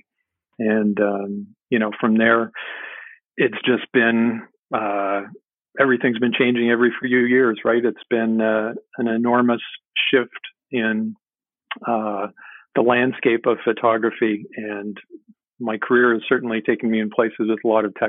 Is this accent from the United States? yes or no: no; Montreal, Quebec, Canada; now in Ontario, Canada; I grew up in the Montreal area